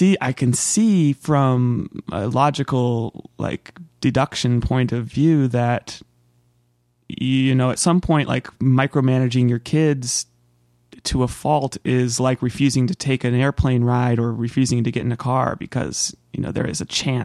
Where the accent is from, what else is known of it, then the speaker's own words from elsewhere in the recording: California, United States; moved away; growing up in California